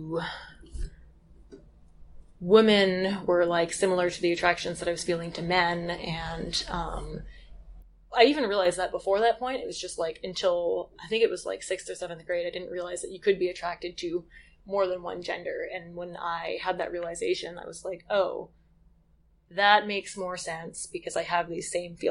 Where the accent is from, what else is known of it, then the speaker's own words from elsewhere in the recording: Western Massachusetts, United States; moved away as an adult; also born or lived in Wyoming; now in Moab, United States; I grew up in Western Massachusetts.